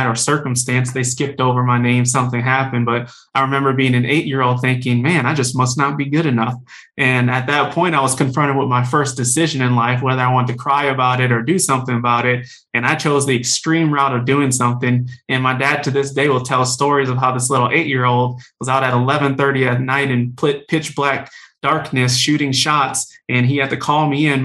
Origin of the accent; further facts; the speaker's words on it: New Orleans, Louisiana, United States; I'm from New Orleans, Louisiana, originally